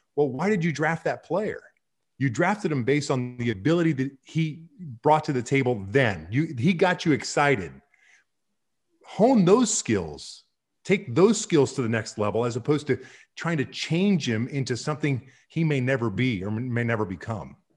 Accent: Kansas City, Missouri, United States; the Royals, who I grew up with in Kansas City and my dad played for

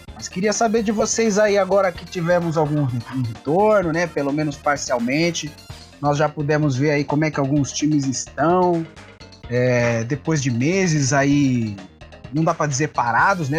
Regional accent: São Paulo, Brazil; nós aqui somos todos de São Paulo

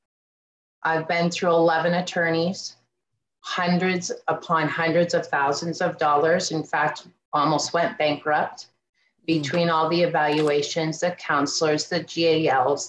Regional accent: Erie County, Pennsylvania, United States; I'm from Erie County, Pennsylvania.

